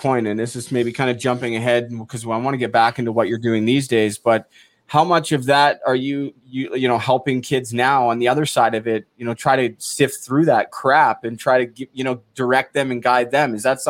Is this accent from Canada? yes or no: yes; Canada; I'm from Canada